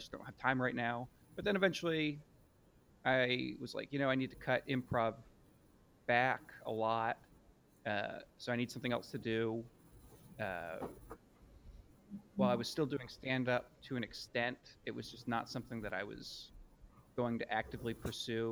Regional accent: Lancaster, Pennsylvania, United States; born or raised there; moved away as an adult; also born or lived in Montgomery County, Pennsylvania / Hatfield / Souderton / Harleysville; now in New York City, United States

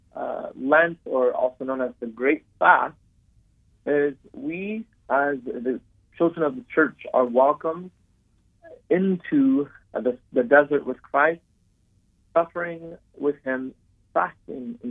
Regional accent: United States; I'm born in America, I was raised here in America

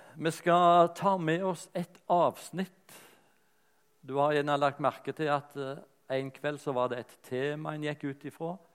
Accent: Rogaland, Norway; accent: Rogaland dialect; moved away; also born or lived in Lyngdal / Sørlandet / Bergen; dialekten er rogalandsk

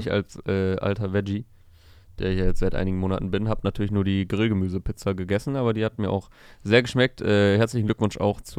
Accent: Hohenschönhausen, Berlin, Germany; Ich bin halt wirklich in der Scheiße aufgewachsen, in Armut in Hohenschönhausen.

